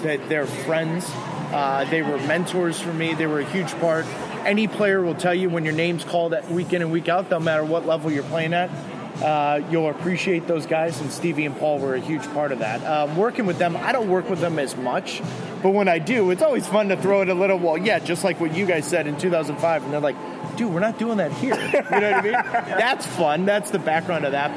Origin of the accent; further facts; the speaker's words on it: United States; as an American commentator